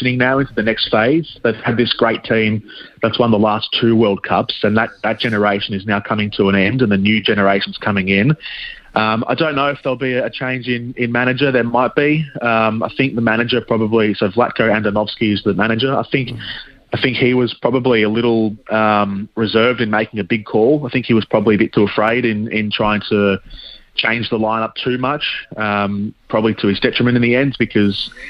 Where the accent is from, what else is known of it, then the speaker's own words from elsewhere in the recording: Australia; I'm Australian